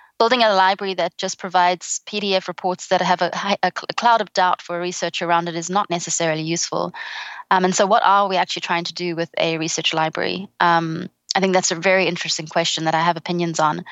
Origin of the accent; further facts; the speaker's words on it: South Africa; also born or lived in England; now in Australia; the sunshine seemed like a great alternative as a South African to England, which had been my home for more than a decade.